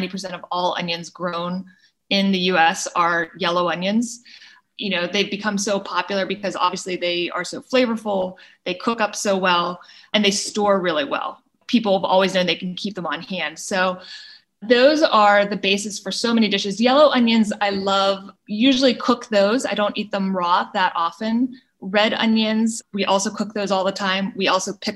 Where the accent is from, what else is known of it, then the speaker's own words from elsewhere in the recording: Pittsburgh, Pennsylvania, United States; moved away; I grew up in Pittsburgh